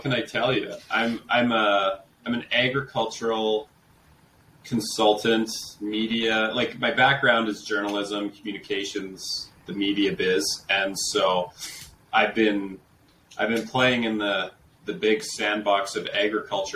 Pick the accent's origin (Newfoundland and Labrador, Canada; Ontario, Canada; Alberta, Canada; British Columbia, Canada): Alberta, Canada; Calgary; I'm a city kid. Like, I'm from Calgary